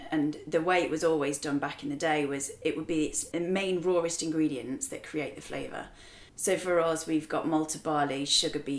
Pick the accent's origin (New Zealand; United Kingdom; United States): United Kingdom; England; accent: English